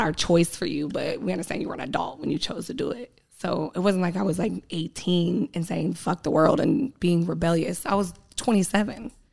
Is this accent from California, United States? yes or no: yes; San Diego, California, United States; I grew up in Southeast San Diego